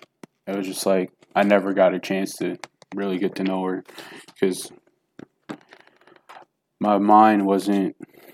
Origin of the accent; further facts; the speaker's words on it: Jackson, Tennessee, United States; born there; So, like I was telling you, I was born in Jackson, Tennessee.